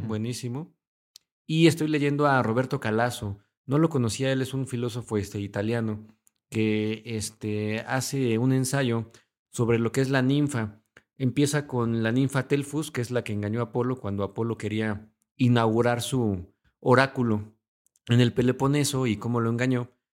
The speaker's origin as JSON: {"language": "Spanish", "country": "Mexico", "said": "nosotros somos de México"}